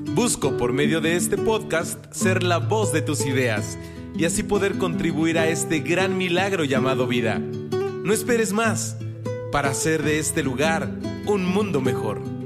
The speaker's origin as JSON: {"language": "Spanish", "country": "Mexico", "said": "como mexicanos"}